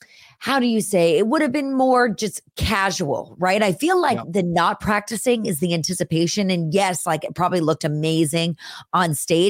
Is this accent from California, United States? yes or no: yes; California, United States; also born or lived in Los Angeles; I grew up up north in the Bay Area. Okay. I was born at Stanford University, so up there.